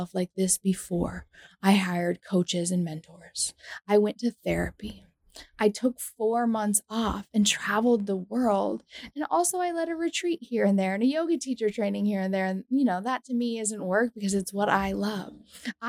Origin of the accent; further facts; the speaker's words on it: United States; I'm from the United States